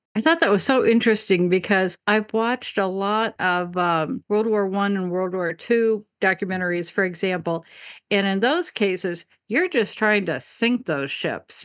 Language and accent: English; Midwest, United States; I'm from the middle of America, I'm from the Midwest